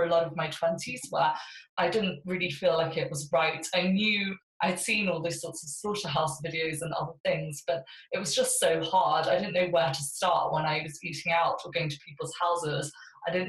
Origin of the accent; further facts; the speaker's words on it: South India, India; I was weaned on fish as a baby in South India, where I was born. I was born in India